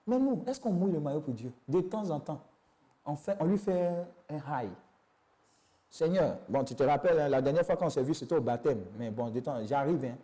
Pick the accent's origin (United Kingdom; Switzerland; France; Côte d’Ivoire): Côte d’Ivoire; J'ai dit, je viens de Côte d'Ivoire